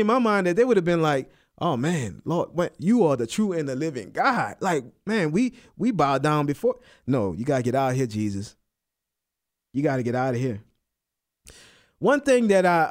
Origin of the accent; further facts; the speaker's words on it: New Orleans, Louisiana, United States; moved away; I'm from New Orleans, and I remember before we would, when … and I, before we had all our kids, we would go back home, go to New Orleans